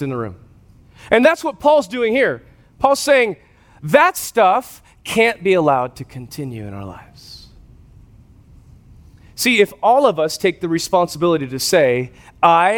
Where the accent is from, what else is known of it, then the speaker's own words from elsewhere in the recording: West Coast, United States; moved away; I grew up on the West Coast